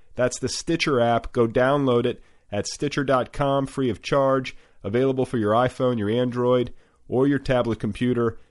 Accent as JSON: {"language": "English", "region": "Midwest", "country": "United States", "said": "I'm from the Midwest"}